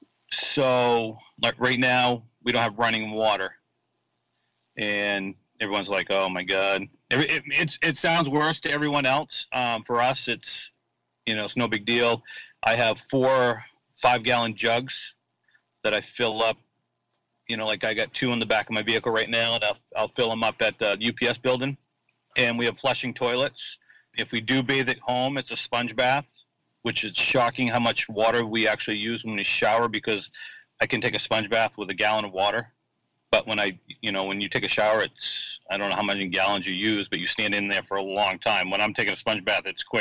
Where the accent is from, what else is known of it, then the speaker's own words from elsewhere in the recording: Hermon, Maine, United States; also born or lived in Frederick, Maryland / Howland, Maine; He built a house in Herman, Maine. And that's where I grew up